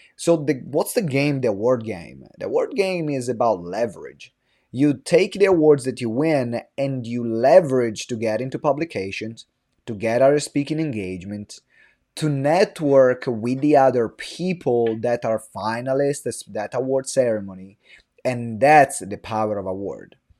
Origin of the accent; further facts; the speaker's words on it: Italy; English is a second language; moved away as an adult; now in London, United Kingdom; I'm from Italy. I moved to London when I was twenty.